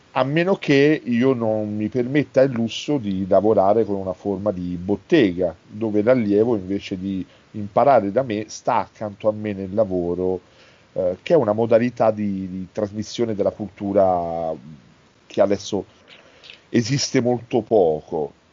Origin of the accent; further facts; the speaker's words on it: Naples, Campania, Italy; io sono napoletano, italiano napoletano, i miei genitori addirittura sono nati nella stessa strada